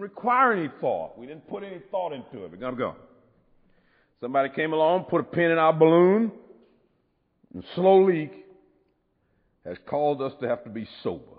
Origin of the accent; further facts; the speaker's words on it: United States; I'm an American